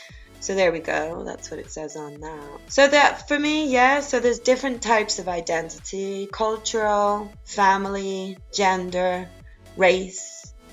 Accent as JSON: {"language": "English", "town": "Rotterdam", "region": "South Holland", "country": "Netherlands", "tie": "born there", "also_born_or_lived": "South America", "said": "So I was born in Rotterdam in a commune, and then we moved around. I lived in South America for a while, for quite a few years when I was younger."}